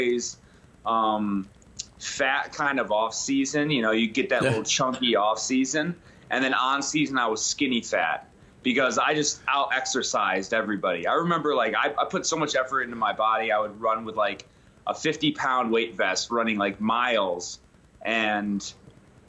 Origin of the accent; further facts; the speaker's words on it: Penn Yan, New York, United States; a three-season athlete in like a middle-of-nowhere town called Penyan, represent, you know, 315. Upstate Penyan? New York.